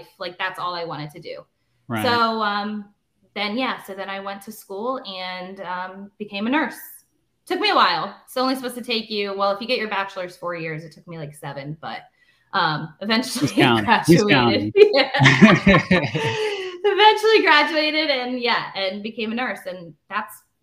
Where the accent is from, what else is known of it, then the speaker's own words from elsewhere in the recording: Northeast Pennsylvania, United States; born and raised in Northeast Pennsylvania. Haven't lived anywhere else my entire life